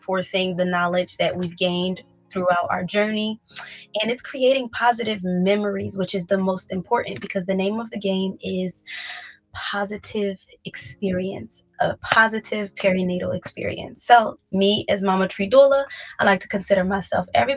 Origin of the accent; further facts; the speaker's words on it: Philadelphia, Pennsylvania, United States; I'm from North Philly